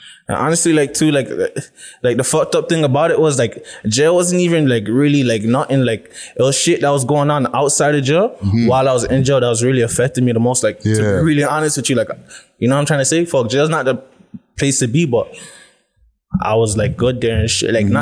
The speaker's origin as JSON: {"language": "English", "town": "Toronto", "region": "Ontario", "country": "Canada", "tie": "born or raised there", "also_born_or_lived": "Jane and Shepherd, Toronto / G-Side", "said": "I've been in the Sheezy since I was 12 years old"}